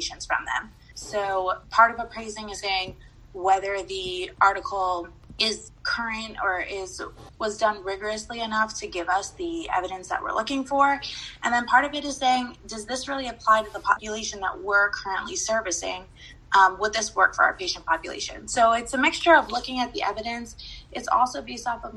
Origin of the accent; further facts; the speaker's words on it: San Diego, California, United States; I grew up in San Diego, California